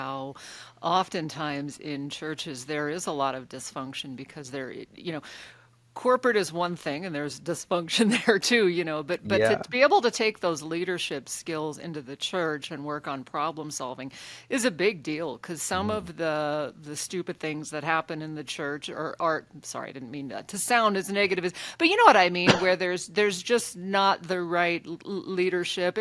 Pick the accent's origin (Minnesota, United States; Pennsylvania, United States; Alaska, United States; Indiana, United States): Alaska, United States; I grew up in Alaska.